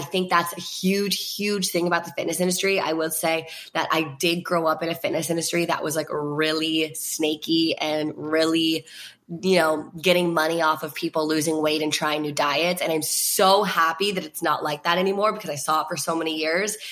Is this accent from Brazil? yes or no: no; Virginia, United States; I was with uh, like all my best friends from Virginia, which like thank God I was with them, like my hometown friends